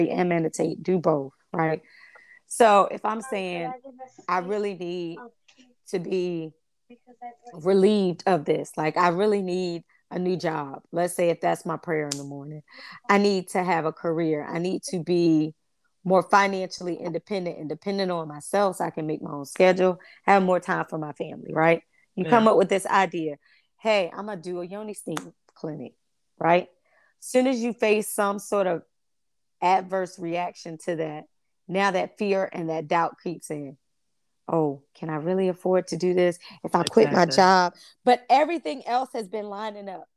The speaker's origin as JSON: {"language": "English", "town": "Chesapeake", "region": "Virginia", "country": "United States", "tie": "born or raised there", "said": "where we grew up in Foundation Park in Chesapeake. We grew up in the projects"}